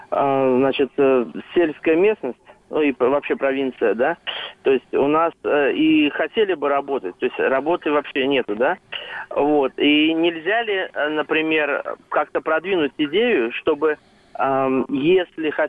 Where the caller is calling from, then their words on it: Samara Oblast, Russia; Э, Самарской области.